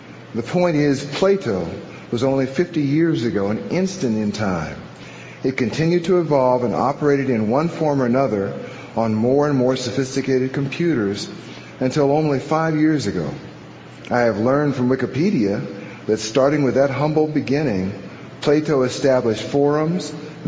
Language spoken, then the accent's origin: English; Urbana, Illinois, United States; Some of the famous early computers were being built in my hometown of Urbana, the birthplace of HAL 9000.